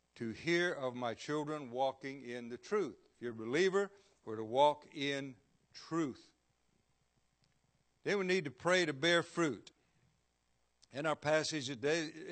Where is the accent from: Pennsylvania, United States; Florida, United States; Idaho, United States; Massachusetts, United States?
Florida, United States; I was born and raised here in Florida